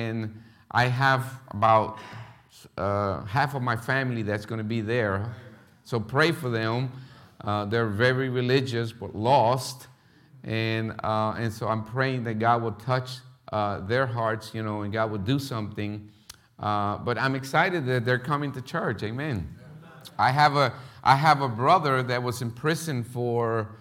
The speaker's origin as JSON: {"language": "English", "town": "Philadelphia", "region": "Pennsylvania", "country": "United States", "tie": "born or raised there", "also_born_or_lived": "Puerto Rico / Florida", "second_language": "English", "moved": "as an adult", "lives_now": "Paraguay", "said": "I was raised in North Philly"}